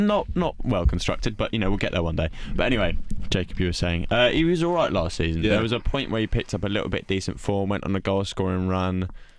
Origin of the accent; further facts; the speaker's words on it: England, United Kingdom; obviously being a Chelsea fan, Bale and obviously us being English